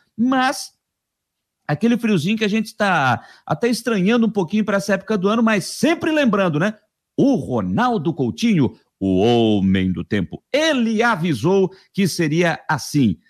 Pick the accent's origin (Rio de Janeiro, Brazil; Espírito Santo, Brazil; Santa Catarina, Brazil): Santa Catarina, Brazil; Criciúma; now in Florianópolis, Brazil; Sou aqui de Criciúma e moro em Florianópolis